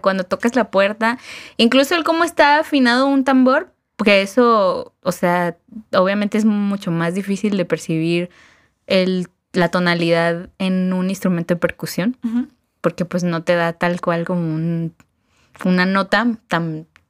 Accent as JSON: {"language": "Spanish", "country": "Mexico", "said": "para nosotros mexicanos"}